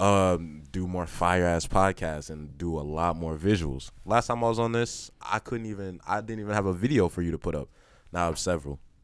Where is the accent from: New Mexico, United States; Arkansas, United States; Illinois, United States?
Illinois, United States; Chicago; now in Kansas City, United States; I'm from Chicago